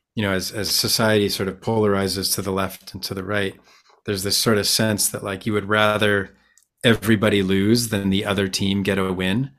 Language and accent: English; Vancouver, British Columbia, Canada; I am from Vancouver, B C, Canada.